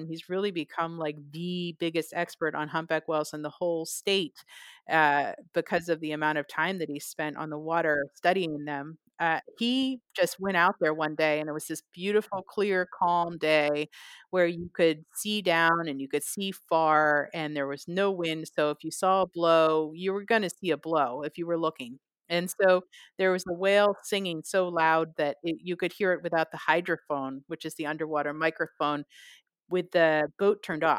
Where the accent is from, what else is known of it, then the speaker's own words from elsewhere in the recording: California, United States; because I came from the Bay Area and the West Coast and the U.S.